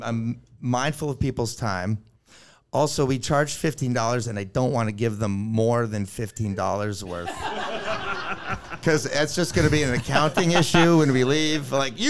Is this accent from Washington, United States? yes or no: no; Concord, New Hampshire, United States; I came from Concord, New Hampshire, and we all spoke English, and we were all white, and no one was German.